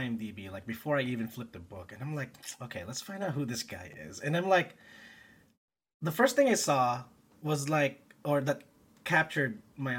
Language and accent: English; Philippines; I grew up in the Philippines